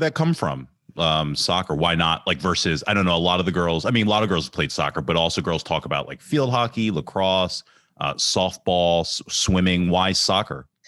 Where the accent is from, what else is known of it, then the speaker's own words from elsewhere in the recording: Ambler, Pennsylvania, United States; I grew up in Ambler